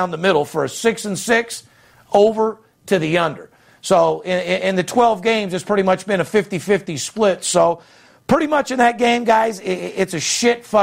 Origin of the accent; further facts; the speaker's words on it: Las Vegas, Nevada, United States; I'm fourth generation, born and raised in Las Vegas